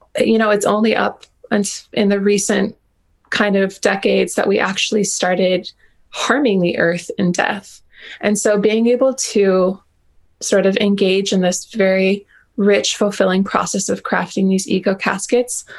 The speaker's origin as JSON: {"language": "English", "region": "Hawaii", "country": "United States", "said": "I've kind of come to this sort of like modern happy medium with myself as a Hawaiian"}